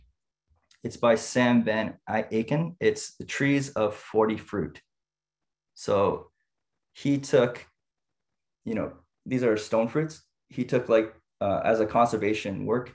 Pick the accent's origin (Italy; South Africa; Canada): Canada; Niagara Falls, Ontario; so I grew up in Canada, and specifically in Niagara Falls, Ontario